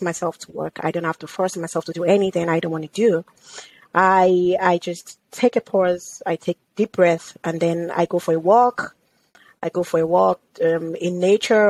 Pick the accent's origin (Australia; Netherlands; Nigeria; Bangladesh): Nigeria; moved away as an adult; also born or lived in United Kingdom / United States; now in Canada; growing up in Nigeria was such an experience that I wouldn't want to trade